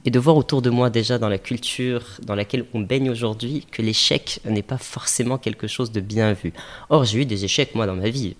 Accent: Casablanca, Casablanca-Settat, Morocco; j'ai grandi à Casa effectivement. Euh, on s'est installé à Casa avec ma famille. J'avais l'âge de 6 ans. j'ai grandi ici

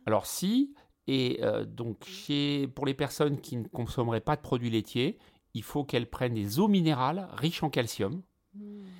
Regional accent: France; ici chez nous, en France

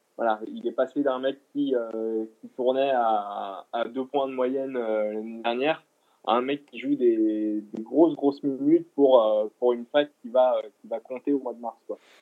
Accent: Lyon, Auvergne-Rhône-Alpes, France; je suis de Lyon

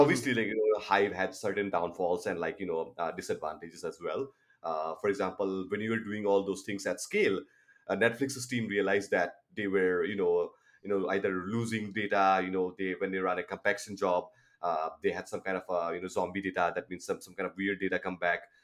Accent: Toronto, Ontario, Canada; I'm from Toronto, Canada

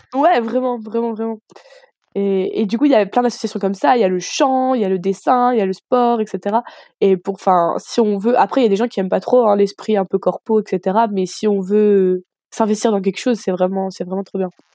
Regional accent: Armentières, Hauts-de-France, France; moved away as an adult; now in Strasbourg, France; je viens du nord de la France. donc, ma ville s'appelle Armentières

